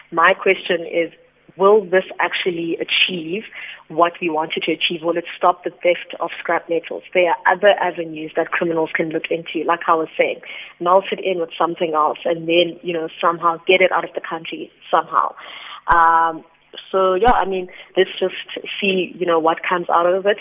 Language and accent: English; South Africa; As the South African public